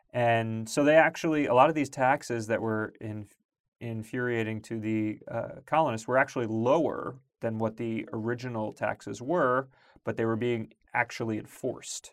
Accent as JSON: {"language": "English", "area": "Long Island", "region": "New York", "country": "United States", "tie": "born or raised there", "said": "I grew up in Long Island"}